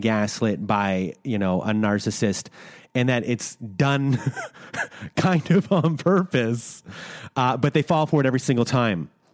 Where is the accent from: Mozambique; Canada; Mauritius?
Canada; we're Canadian